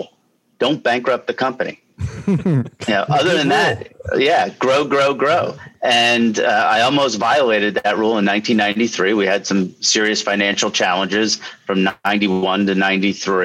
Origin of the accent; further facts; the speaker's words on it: Lehigh Valley, Pennsylvania, United States; I'm born and raised in the Lehigh Valley and surrounding area